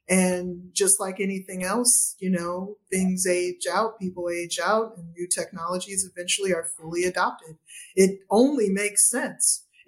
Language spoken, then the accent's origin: English; Cleveland, Ohio, United States; but I'm originally from Cleveland